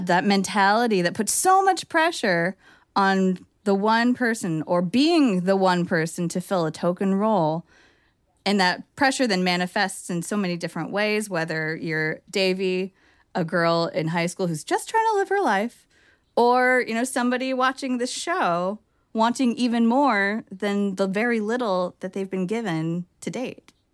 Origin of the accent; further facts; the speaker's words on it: Bay Area, California, United States; I'm from the Bay Area